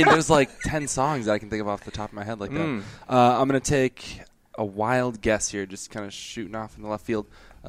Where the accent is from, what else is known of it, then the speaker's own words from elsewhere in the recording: Canada; I am French Canadian